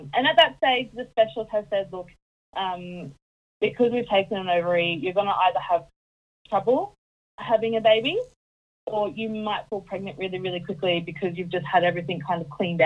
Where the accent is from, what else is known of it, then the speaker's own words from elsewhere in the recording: Townsville, Queensland, Australia; now in Puckapunyal, Australia; I'm originally from North Queensland, so I originally came from Townsville in North Queensland.